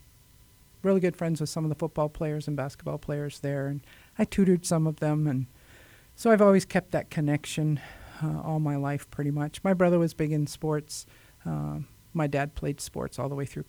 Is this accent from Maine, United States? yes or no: yes; Maine, United States; grew up in Maine